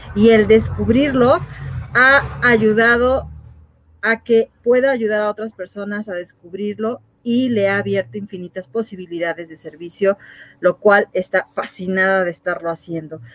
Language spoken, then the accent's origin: Spanish; Mexico; como mexicanos